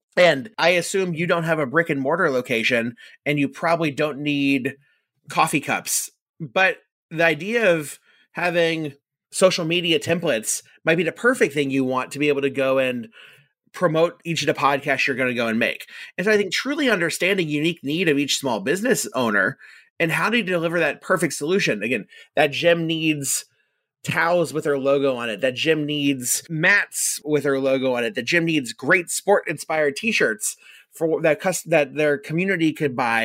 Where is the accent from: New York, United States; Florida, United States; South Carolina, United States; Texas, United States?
Florida, United States; Orlando; I grew up in Orlando, and Orlando is a unique place to grow up